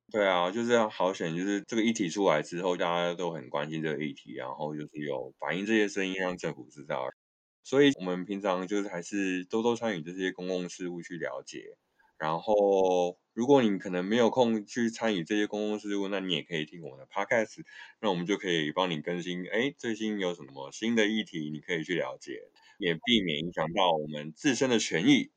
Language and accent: Chinese; Taiwan; 我们台湾人就很爱买保险